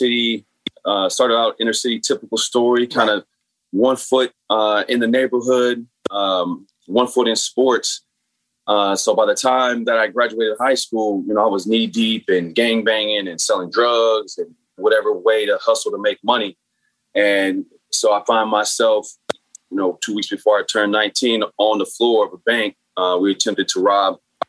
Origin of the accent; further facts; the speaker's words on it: San Bernardino, California, United States; So, I grew up in San Bernardino, which is inner city, much like Watts or Oakland, a lot of projects, a lot of poverty, and therefore a lot of gangs.